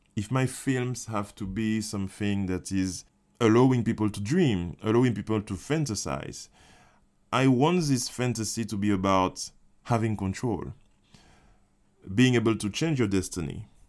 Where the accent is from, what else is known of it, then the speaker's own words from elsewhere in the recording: Martinique; I grew up in Martinique